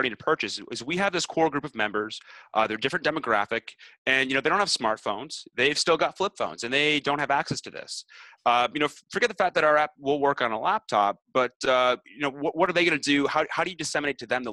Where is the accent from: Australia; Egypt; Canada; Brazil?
Canada; I'm Canadian